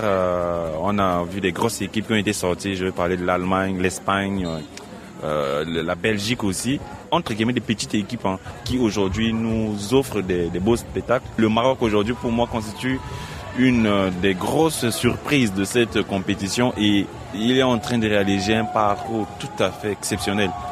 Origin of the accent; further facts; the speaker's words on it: Central African Republic; Je suis centrafricain